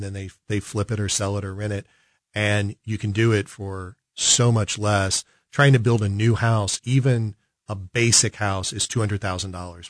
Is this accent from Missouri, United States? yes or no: yes; Kansas City, Missouri, United States; I grew up in South Kansas City, K C M O, but South Kansas City